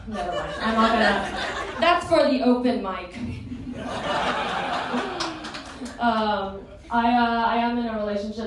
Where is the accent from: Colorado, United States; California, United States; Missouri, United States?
California, United States; the Bay Area; moved away as an adult; now in Los Angeles, United States; I grew up in the Bay Area